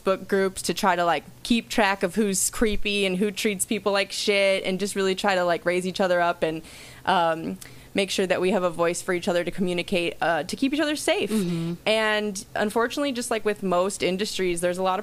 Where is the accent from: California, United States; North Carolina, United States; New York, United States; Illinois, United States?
Illinois, United States; Chicago; moved away as an adult; now in Los Angeles, United States; I'm from Chicago, so I grew up going to Second City